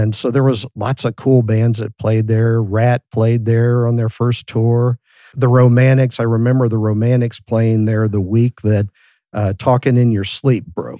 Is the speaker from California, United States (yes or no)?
yes; San Francisco, California, United States; I grew up in San Francisco, my mom was a hippie, so I grew up in San Francisco